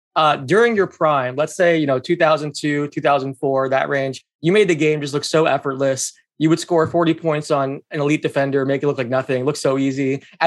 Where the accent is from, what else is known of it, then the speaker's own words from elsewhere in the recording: Land O'Lakes, Florida, United States; I grew up in Land O'Lakes.